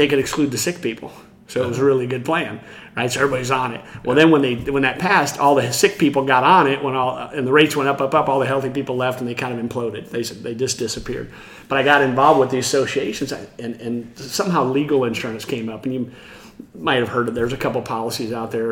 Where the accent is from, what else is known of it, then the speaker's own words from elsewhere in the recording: Iowa, United States; moved away as an adult; also born or lived in Houston, Texas; now in Austin, United States; I grew up in Iowa.